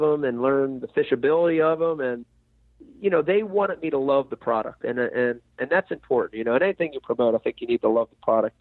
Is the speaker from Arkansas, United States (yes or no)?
no; New Jersey, United States; growing up in New Jersey